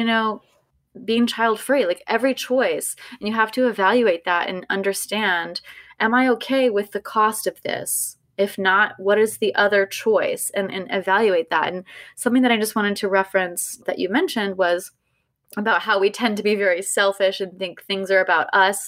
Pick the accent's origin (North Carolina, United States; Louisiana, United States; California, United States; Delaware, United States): California, United States; growing up in California